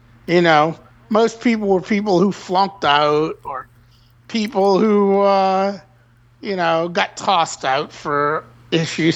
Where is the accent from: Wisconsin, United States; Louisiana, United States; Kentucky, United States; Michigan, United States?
Louisiana, United States; New Orleans; moved away as an adult; I'm from New Orleans